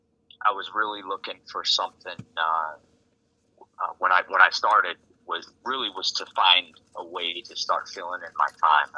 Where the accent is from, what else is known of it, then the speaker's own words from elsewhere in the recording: Colorado, United States; moved away as an adult; now in New Jersey, United States; I was actually born and raised in Colorado, and ended up out in New Jersey